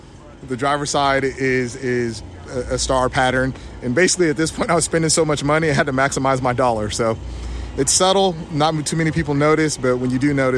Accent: Southern California, United States; I'm from Southern California.

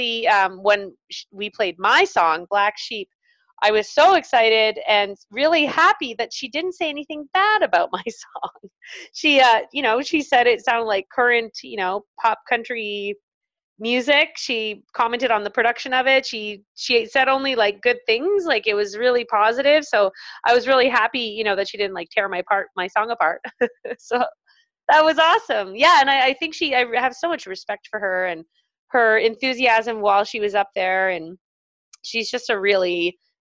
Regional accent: Calgary, Alberta, Canada; Calgary, which is my hometown as well

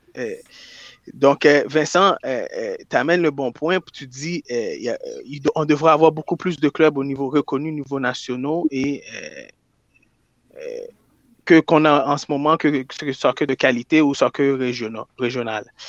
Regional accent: Quebec, Canada; je viens de Québec

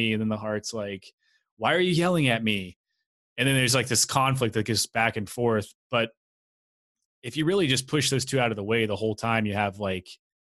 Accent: Tennessee, United States; I grew up in Tennessee

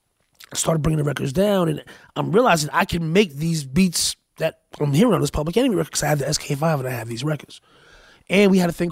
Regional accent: Paterson, New Jersey, United States; also born or lived in Hackensack; But I grew up in Patterson.

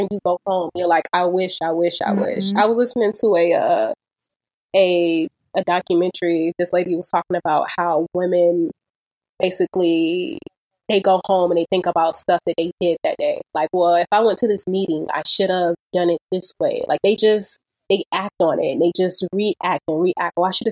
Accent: Miami, Florida, United States; me growing up in Miami

